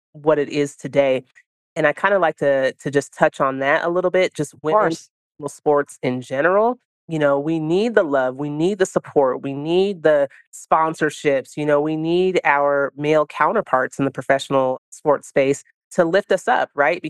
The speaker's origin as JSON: {"language": "English", "area": "the Bay Area", "region": "California", "country": "United States", "tie": "born or raised there", "also_born_or_lived": "Italy", "said": "my hometown"}